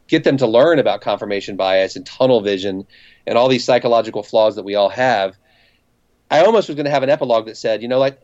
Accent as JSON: {"language": "English", "town": "Cincinnati", "region": "Ohio", "country": "United States", "also_born_or_lived": "New York City", "moved": "as an adult", "said": "I'm from Cincinnati"}